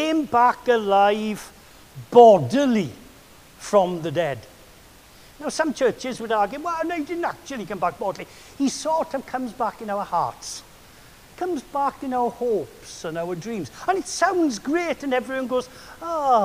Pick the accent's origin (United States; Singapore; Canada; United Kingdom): United Kingdom; Wales; I'm Welsh